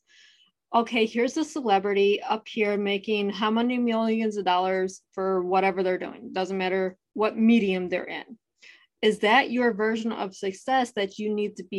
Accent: Ohio, United States; I'm originally from Ohio

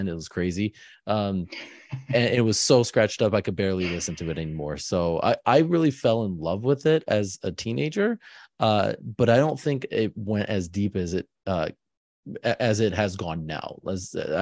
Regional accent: Michigan, United States; moved away as an adult; now in Philadelphia area, United States; I grew up in Michigan

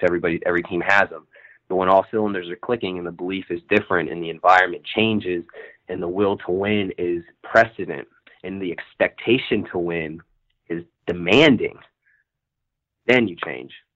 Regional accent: Virginia, United States; now in Los Angeles, United States; I'm from Virginia originally

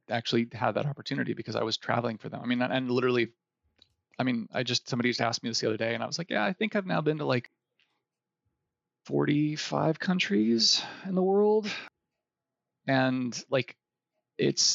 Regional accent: Ohio, United States; moved away; I grew up in Ohio, which is a wonderful place to live for anybody who's living there now

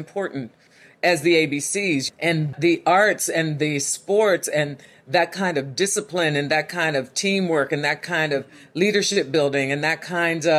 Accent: Homestead, Pennsylvania, United States; Growing up in Homestead, which was the seat of U.S. Steel for a couple of centuries, real blue-collar town

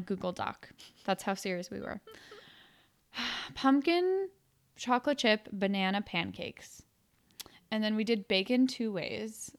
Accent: Romania; moved away; I was born in Romania and my grandparents still live there.

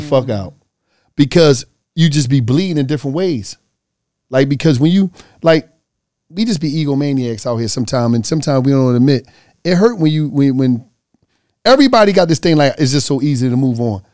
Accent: Philadelphia, Pennsylvania, United States; I'm from Philly.

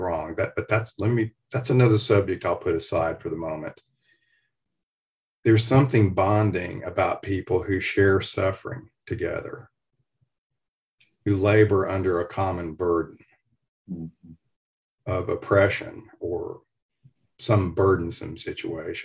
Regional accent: Fort Payne, Alabama, United States; moved away; also born or lived in Nashville, Tennessee; the people I grew up with in Fort Payne, Alabama, in the foothills of Appalachia

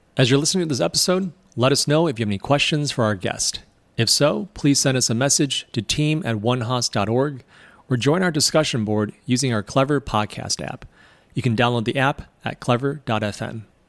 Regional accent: Michigan, United States; also born or lived in China; I was born in China, I moved to the U S when I was seven, and I moved to Michigan, which was not California.

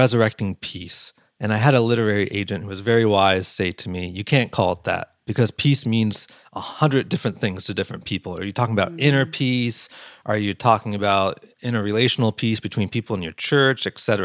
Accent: Pennsylvania, United States; I grew up in Pennsylvania

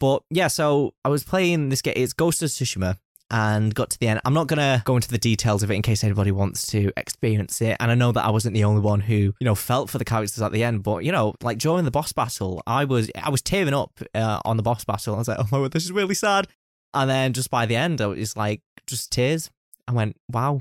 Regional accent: United Kingdom; I am a Brit myself.

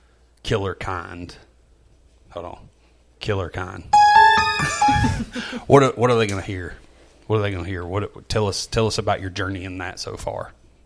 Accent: Walker County, Alabama, United States; I grew up in Walker County.

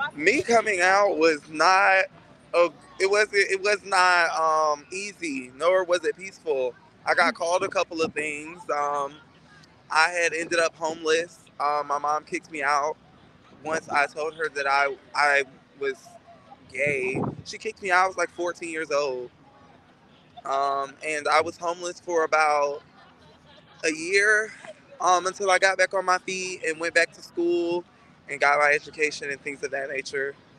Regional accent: Fort Lauderdale, Florida, United States; now in Jacksonville, United States; I am from Fort Lauderdale, Florida

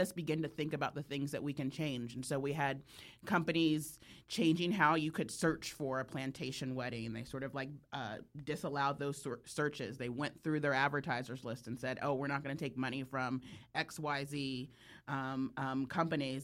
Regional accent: California, United States; I'm from California

